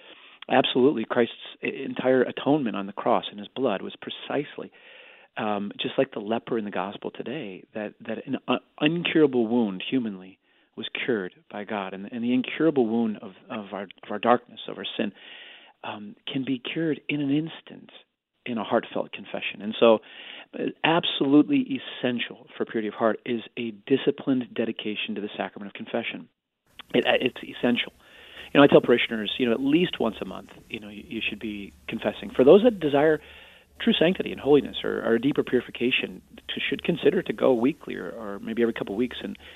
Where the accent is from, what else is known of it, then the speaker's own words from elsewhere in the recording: Arlington Heights, Illinois, United States; I used to love Walter Payton, talked about growing up in Arlington Heights. I was also a Chicago Bears fan.